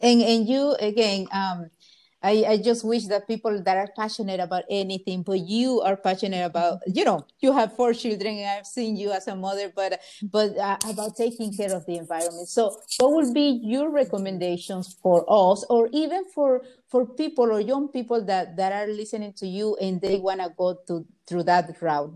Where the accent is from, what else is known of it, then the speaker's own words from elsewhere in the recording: Honduras; English is a second language; now in United States; raised in Honduras